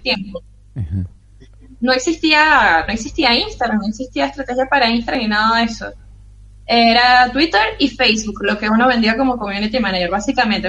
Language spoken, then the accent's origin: Spanish; Caracas, Capital District, Venezuela; moved away as an adult; also born or lived in Maracay, Venezuela; now in Fortaleza, Brazil; soy caraqueña